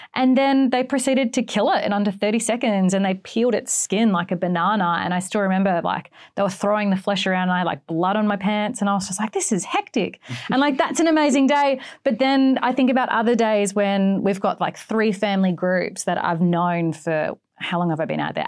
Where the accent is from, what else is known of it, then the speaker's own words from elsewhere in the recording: East Coast of Australia, Australia; accent: Australian; moved away as an adult; now in Western Australia, Australia; I'm actually from the East Coast. I moved to the West Coast for the killer whales.